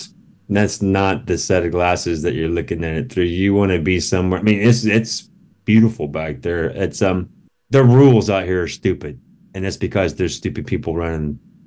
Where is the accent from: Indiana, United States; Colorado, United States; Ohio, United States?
Indiana, United States; now in California, United States; I was born in Indiana.